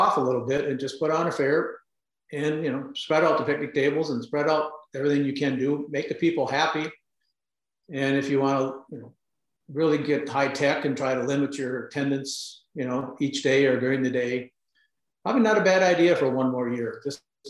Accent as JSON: {"language": "English", "region": "Wisconsin", "country": "United States", "moved": "yes", "said": "I'm from Wisconsin and now I'm back in Wisconsin"}